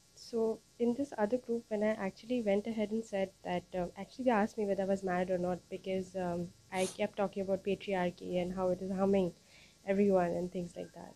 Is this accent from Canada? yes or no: no; India; I'm from India